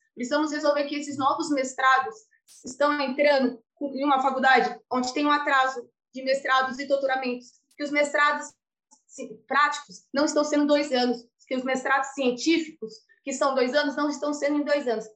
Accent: Brazil; also born or lived in Italy; now in Lisbon, Portugal; nós brasileiros

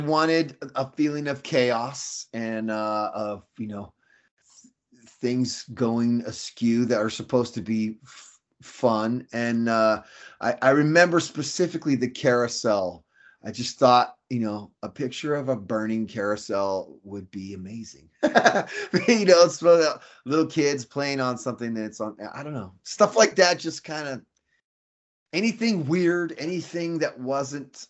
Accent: Fresno, California, United States; moved away as an adult; I came from Fresno

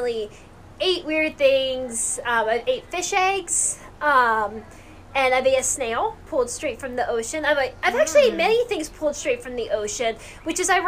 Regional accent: United States; we as Americans really value personal space

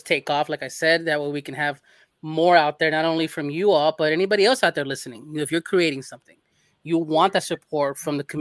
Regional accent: Los Angeles, California, United States; moved away as an adult; now in Texas, United States; I'm from LA. I'm born in LA. Born, bred, and left at 20 years old and never looked back.

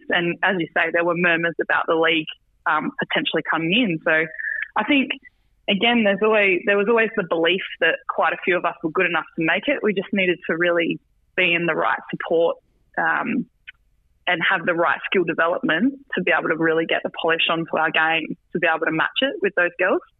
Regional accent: New South Wales, Australia; Like, I'm really proud to say I come from New South Wales ACT.

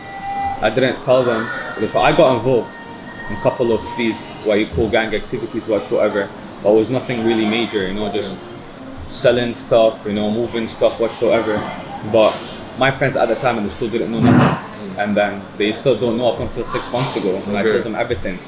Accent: Toronto, Ontario, Canada; moved away as an adult; also born or lived in Baghdad, Iraq / Syria; now in Dubai, United Arab Emirates; we moved to Toronto in Canada. And then that's the place where I got raised

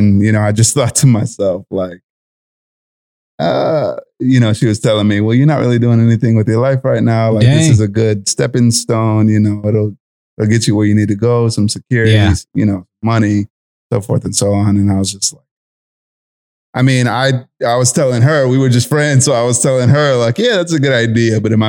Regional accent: San Antonio, Texas, United States; moved away as an adult; now in Norfolk, United States; I'm 27. I'm originally from San Antonio, Texas, and I moved out to Norfolk, I want to say, 2014. I joined the Navy in June of 2014, and I got stationed in Norfolk, and been here ever since.

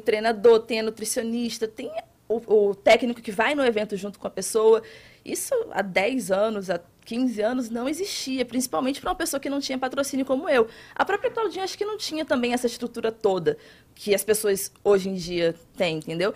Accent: Itacaré, Bahia, Brazil; also born or lived in Rio de Janeiro; Eu sou do Rio de Janeiro, mas eu cresci em Itacaré, cidade no litoral sul da Bahia

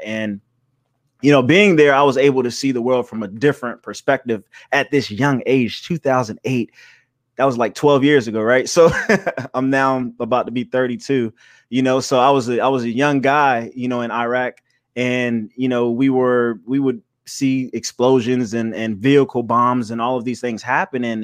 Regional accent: Charleston, South Carolina, United States; I'm from Charleston, South Carolina

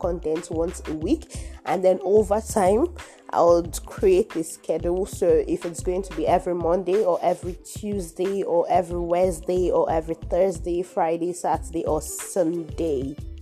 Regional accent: Nigeria; my home country, Nigeria

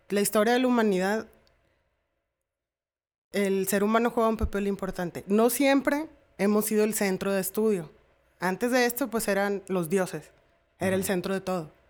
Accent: Mexico; Soy mujer. Soy mexicana.

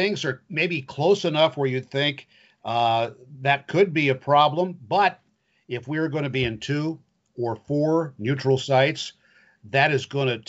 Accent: West Central Illinois, United States; I grew up in West Central Illinois.

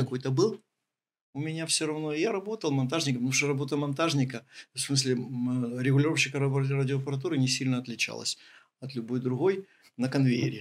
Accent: Ukraine

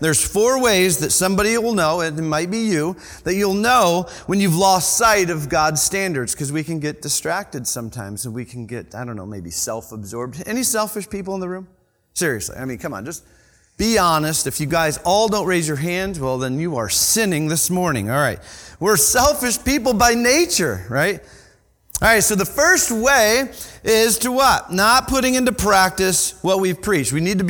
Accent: Michigan, United States; I am actually from Michigan. Anybody from Michigan? I mean, Michigan's pretty cool.

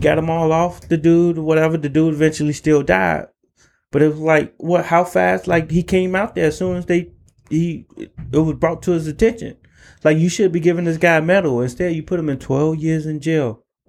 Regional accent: Chicago, Illinois, United States; I was from Chicago, so we were fucking battle

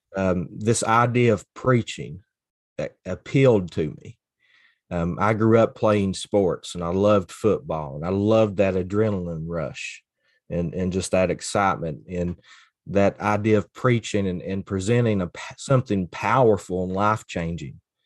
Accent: Floyd County, Kentucky, United States; moved away as an adult; also born or lived in Pikeville, Kentucky / Cincinnati, Ohio; now in Grundy, Virginia, United States; I grew up in Floyd County, Kentucky, which is the border county of Pike County, and grew up the, in the hollers of East

